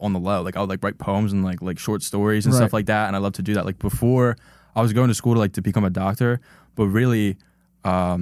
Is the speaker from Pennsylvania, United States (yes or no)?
yes; Fox Chase, Pennsylvania, United States; growing up in Fox Chasing